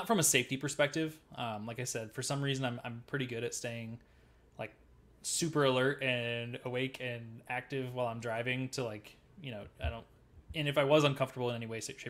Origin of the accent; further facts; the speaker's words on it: Midwest, United States; I'm from the Midwest.